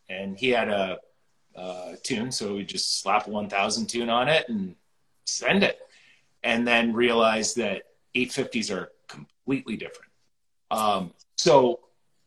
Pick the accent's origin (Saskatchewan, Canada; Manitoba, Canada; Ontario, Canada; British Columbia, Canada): Ontario, Canada; Wainfleet; I grew up in Waynefleet